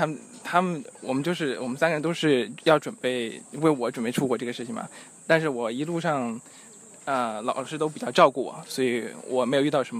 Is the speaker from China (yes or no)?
yes; Jingdezhen, Jiangxi, China; now in Beijing, China; 景德镇。